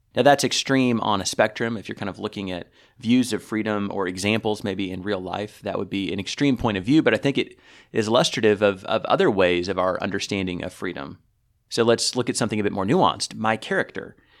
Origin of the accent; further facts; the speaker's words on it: United States; as an American